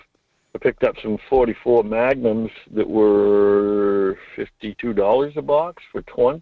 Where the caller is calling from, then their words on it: Homer, Alaska, United States; Good morning, Mike. … from Homer.